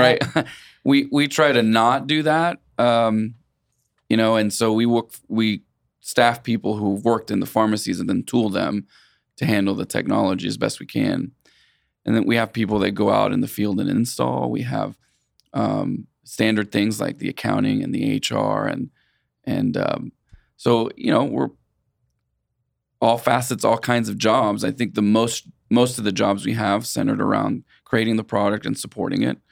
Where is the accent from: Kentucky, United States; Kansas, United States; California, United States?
Kansas, United States; Wichita; also born or lived in Puerto Rico; I consider Wichita my hometown, even though I was born in Puerto Rico.